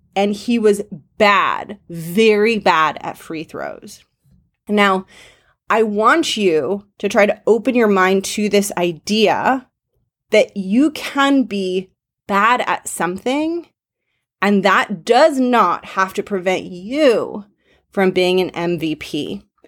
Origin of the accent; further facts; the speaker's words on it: Los Angeles, California, United States; I grew up in Los Angeles